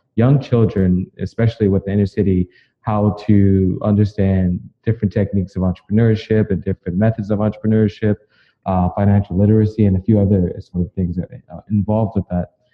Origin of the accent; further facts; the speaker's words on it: Chicago, Illinois, United States; I'm originally from the South Side of Chicago, where, you know, when I was growing up